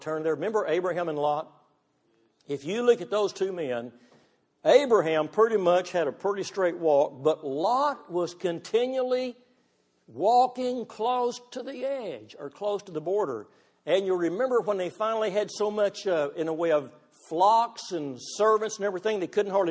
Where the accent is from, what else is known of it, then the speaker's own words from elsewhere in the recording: Texas, United States; I'm from Texas